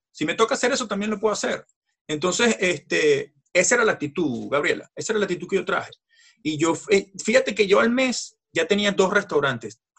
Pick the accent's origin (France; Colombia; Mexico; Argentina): France; Spanish is a second language; Yo no tenía permiso de trabajo. Siendo francés, tú sabes que necesitas un permiso de, independiente y yo no lo tenía.